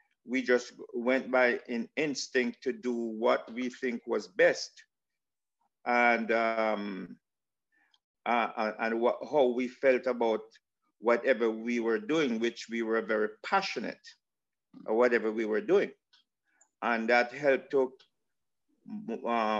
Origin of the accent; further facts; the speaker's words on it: Saint Andrew, Jamaica; moved away; also born or lived in Kingston, Jamaica; where I was born in, yes, in Kingston, but I grew up in St. Andrew.